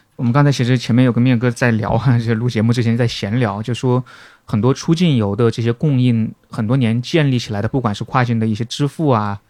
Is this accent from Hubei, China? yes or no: yes; Wuhan, Hubei, China; 作为武汉人